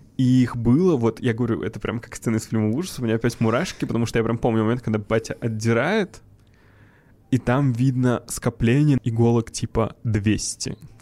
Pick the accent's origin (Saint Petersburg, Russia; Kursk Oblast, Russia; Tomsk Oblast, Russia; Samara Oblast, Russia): Samara Oblast, Russia; Tolyatti; moved away; Я из Тольятти